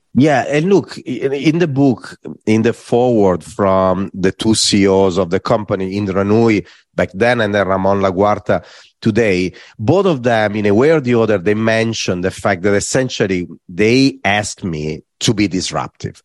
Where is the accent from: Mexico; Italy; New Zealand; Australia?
Italy; Varese, Lombardy; English is a second language; moved away; I was in Varese, in my hometown